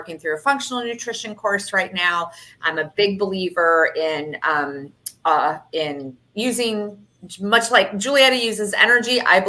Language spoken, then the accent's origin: English; Michigan, United States; now in Fort Lauderdale, United States; I'm from Michigan originally